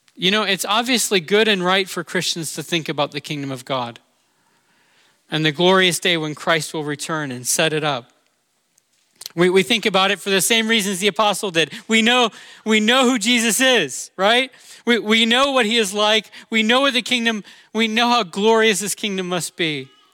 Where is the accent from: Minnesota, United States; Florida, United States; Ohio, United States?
Florida, United States; Orlando; I'm from Orlando, and that's near Cape Canaveral, Florida